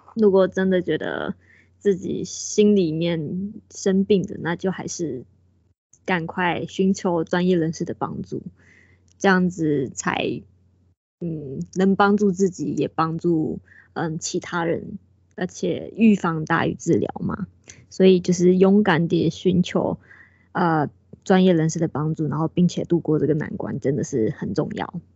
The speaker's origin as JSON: {"language": "Chinese", "country": "Taiwan", "said": "我们台湾人，我们就是讲中文的"}